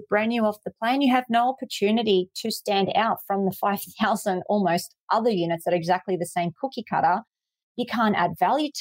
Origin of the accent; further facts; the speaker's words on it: Sydney, New South Wales, Australia; I'm from Sydney, let's just say Parramatta.